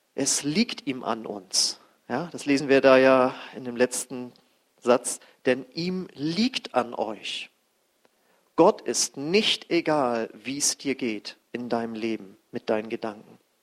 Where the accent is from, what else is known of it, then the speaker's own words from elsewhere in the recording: Germany; unser Land war voll mit Atomkraftwerken